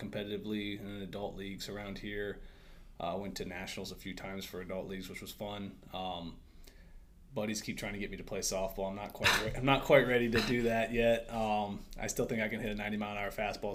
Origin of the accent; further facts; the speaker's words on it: Worthington, Ohio, United States; I was raised in Worthington, Ohio, just north of Columbus